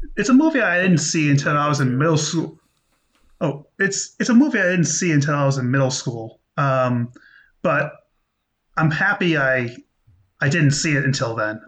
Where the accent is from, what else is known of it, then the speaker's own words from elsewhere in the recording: United States; I'm American